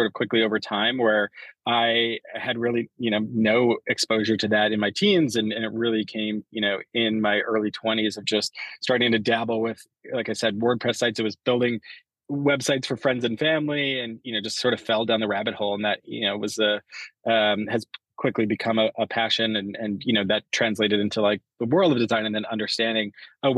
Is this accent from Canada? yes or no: yes; Canada; I grew up in Canada